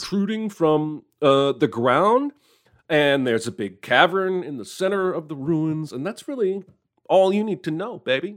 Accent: United States; I'm an American

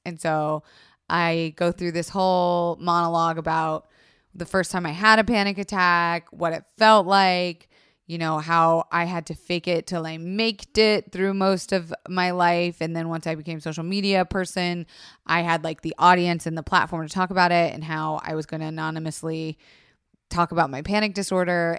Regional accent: Florida, United States; I was raised in Florida

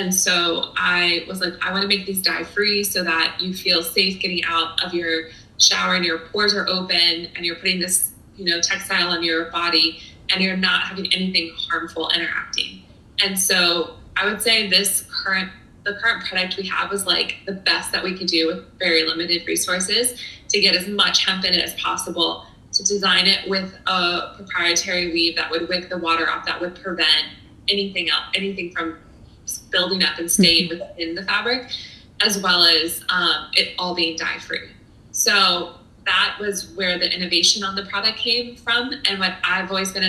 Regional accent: Florida, United States; moved away as an adult; also born or lived in San Diego; I grew up in Florida

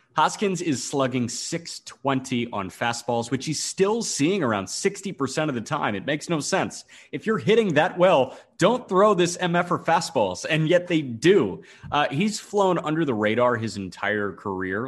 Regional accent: Chicago, Illinois, United States; as a Chicagoan

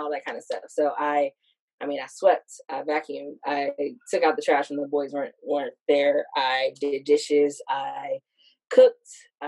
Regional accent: Hercules, California, United States; moved away; I grew up in the Bay Area, California

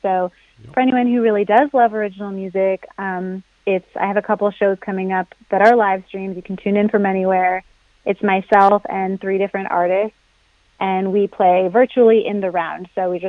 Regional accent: New Hampshire, United States; I grew up in New Hampshire

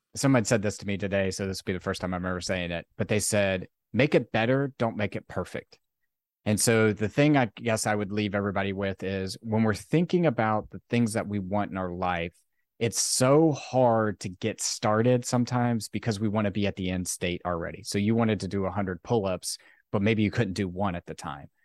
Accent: Virginia, United States; I grew up in Virginia

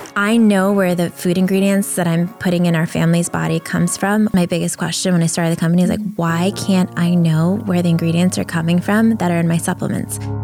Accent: New York City, New York, United States; also born or lived in Ukraine; I moved to the U S with my family when I was four and a half years old, and we moved from Ukraine and lived in a welfare hotel in Brooklyn

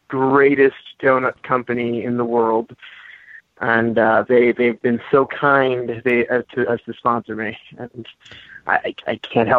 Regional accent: Ohio, United States; You have no room to make fun of me for being from or living in Ohio.

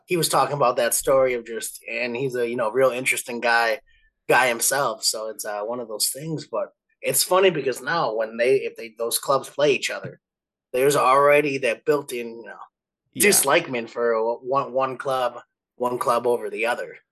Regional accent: Milwaukee, Wisconsin, United States; also born or lived in Eau Claire, Wisconsin / Atlanta, Georgia; the Milwaukee area where I grew up

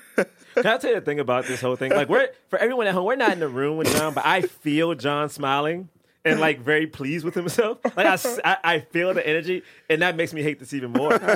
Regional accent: Orange County, California, United States; I was from Orange County

